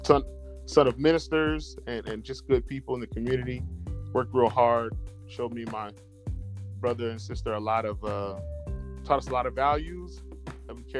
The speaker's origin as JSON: {"language": "English", "region": "Colorado", "country": "United States", "tie": "born or raised there"}